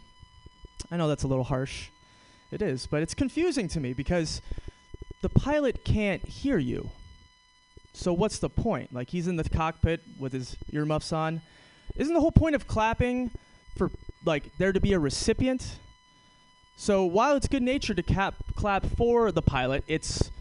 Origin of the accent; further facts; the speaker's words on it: New York City, New York, United States; I'm from New York City